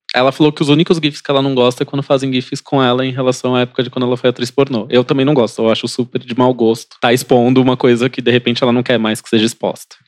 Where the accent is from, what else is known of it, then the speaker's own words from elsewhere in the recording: Praia Grande, São Paulo, Brazil; also born or lived in Osasco; no meio da primeira série, eu saí de Osasco e fui pra Praia Grande